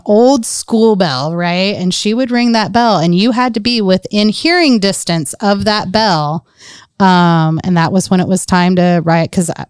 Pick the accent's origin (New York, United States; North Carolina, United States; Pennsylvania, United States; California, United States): North Carolina, United States; I very much identify with being born south of the Mason-Dixie line, growing up in North Carolina. I grew up in a salt and pepper neighborhood.